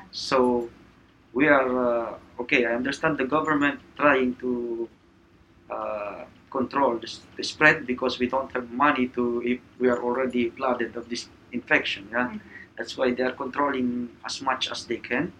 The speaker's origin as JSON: {"language": "English", "town": "Manila", "region": "Metro Manila", "country": "Philippines", "said": "I'm from Manila, Philippines"}